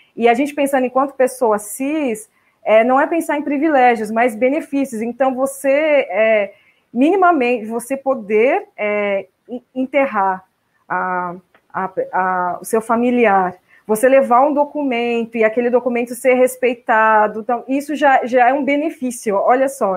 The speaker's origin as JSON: {"language": "Portuguese", "town": "Mogi das Cruzes", "region": "São Paulo", "country": "Brazil", "tie": "born or raised there", "also_born_or_lived": "Poá", "lives_now": "São Paulo, Brazil", "said": "estou falando de Mogi das Cruzes, passando a pandemia aqui, a minha cidade natal, mas eu moro em São Paulo, na região central, né? desde que me casei, mudei para lá, mas nasci em Poá, depois fui para Mogi"}